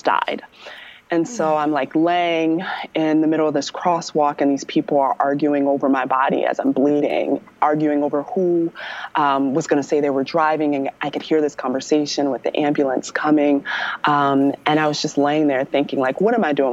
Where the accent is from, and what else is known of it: Maryland, United States